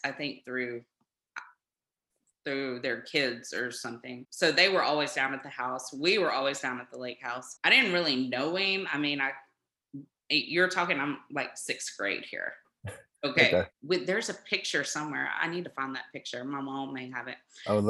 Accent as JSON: {"language": "English", "town": "White Oak", "region": "Texas", "country": "United States", "tie": "born or raised there", "moved": "yes", "lives_now": "Houston, United States", "said": "I actually graduated from White Oak High School, which is like a little town outside of Longview."}